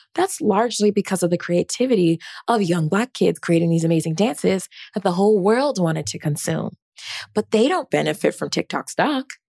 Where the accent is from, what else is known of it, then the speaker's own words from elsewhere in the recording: Rancho Cucamonga, California, United States; I'm originally from Rancho Cucamonga, California.